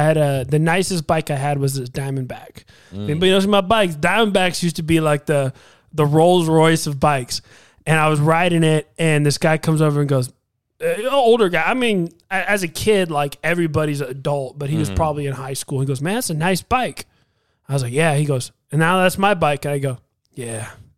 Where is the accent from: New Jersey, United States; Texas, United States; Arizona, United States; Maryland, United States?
Arizona, United States; Tucson; I grew up in Tucson, Arizona for most of like my kid years, like under 10.